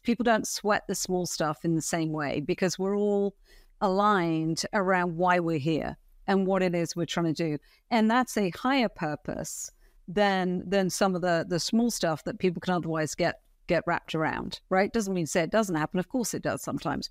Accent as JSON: {"language": "English", "country": "United Kingdom", "also_born_or_lived": "Europe", "moved": "as an adult", "lives_now": "United States", "said": "I started off in the U K, funnily enough, in retail as a commercial management trainee straight out of school"}